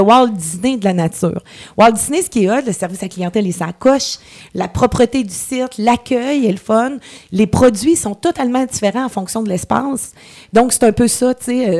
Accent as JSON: {"language": "French", "area": "Coaticook region", "region": "Quebec", "country": "Canada", "said": "je suis revenue de Québec ici"}